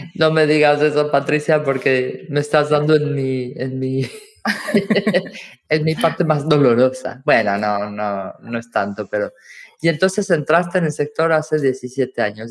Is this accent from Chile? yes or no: no; Mexico; now in Valencia, Spain; como mexicana